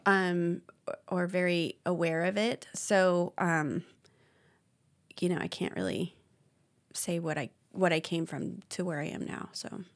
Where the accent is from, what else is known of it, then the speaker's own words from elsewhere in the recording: Arizona, United States; moved away; also born or lived in Idaho; it was a little different for me growing up in Arizona